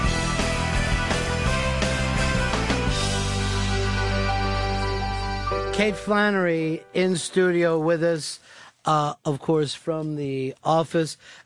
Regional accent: Delaware County, Pennsylvania, United States; accent: Philly; moved away; I grew up down in Delaware County

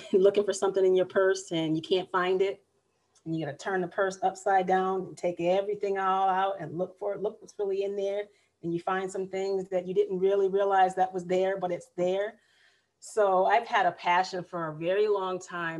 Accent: Massachusetts, United States; moved away as an adult; now in Raleigh, United States; I am originally a Northerner

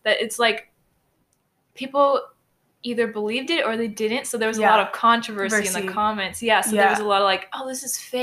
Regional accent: Houston, Texas, United States; I was born here in Houston, and my family background

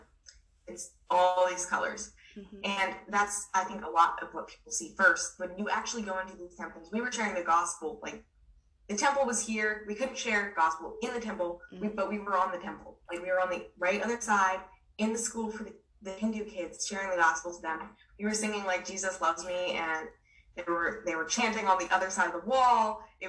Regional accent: Myanmar; I grew up in Burma, and it's a Buddhist country.

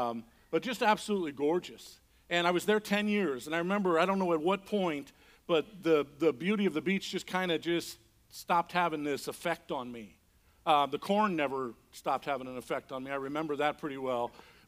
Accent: Indiana, United States; moved away as an adult; also born or lived in Mazatlan, Mexico; Fort Wayne, Indiana. I grew up in Indiana.

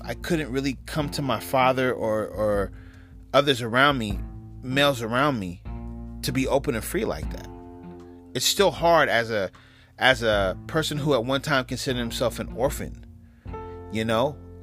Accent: West Coast, United States; also born or lived in New York; I'm from the West Coast

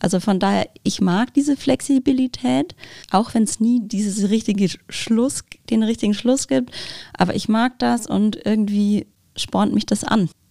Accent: Bavaria, Germany; moved away; Ich komme ursprünglich aus Bayern, deswegen meine Eltern sind leider nicht hier in der, in der Gegend

